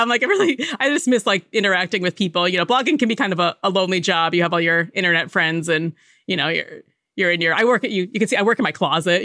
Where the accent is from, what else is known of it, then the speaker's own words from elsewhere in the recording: Connecticut, United States; I grew up in Connecticut, but we spent a lot of time in New York City